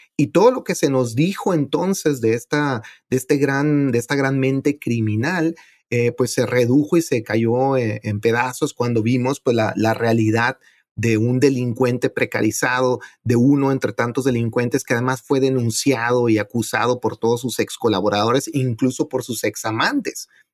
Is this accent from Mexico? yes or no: yes; Ciudad Juárez, Chihuahua, Mexico; donde yo nací, en Ciudad Juárez